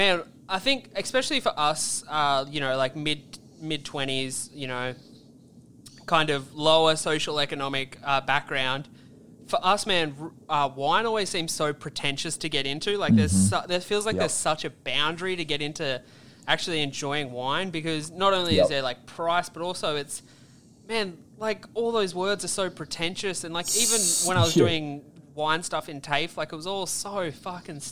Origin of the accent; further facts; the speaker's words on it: Australia; we're Australian